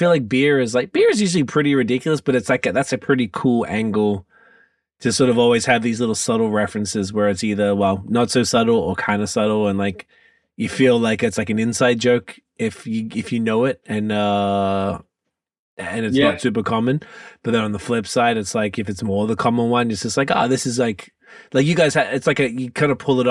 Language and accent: English; Australia; moved away as an adult; now in Canada; I grew up in Australia